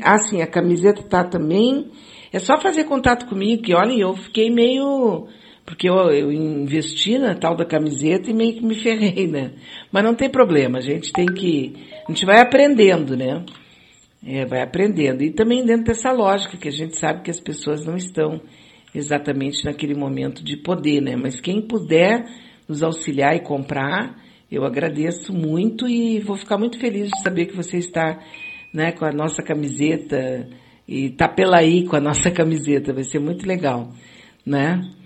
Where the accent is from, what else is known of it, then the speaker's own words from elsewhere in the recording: Rio de Janeiro, Brazil; sou do Rio